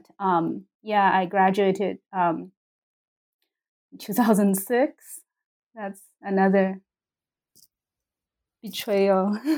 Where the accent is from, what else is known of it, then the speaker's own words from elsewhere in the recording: Sichuan, China; moved away as an adult; also born or lived in Beijing; So my personal, I came from Sichuan, like the Ermei Mountain, where White Snake is supposedly from, and went to Beijing for college, for undergrad in the Chinese department.